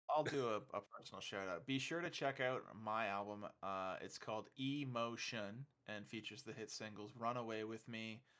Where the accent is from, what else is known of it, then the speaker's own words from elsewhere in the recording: Canada; I'm Canadian